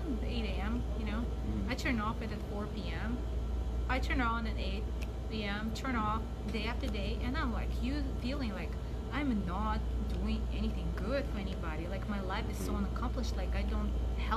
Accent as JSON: {"language": "English", "town": "Anchorage", "region": "Alaska", "country": "United States", "lives_now": "Palmer, United States", "said": "I'm from Anchorage. I sleep in Palmer. I work in Wasilla. I don't know anybody."}